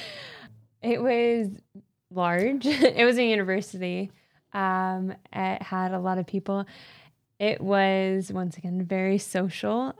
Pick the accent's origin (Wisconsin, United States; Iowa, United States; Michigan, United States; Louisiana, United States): Michigan, United States; Canton; I'm from Canton, Michigan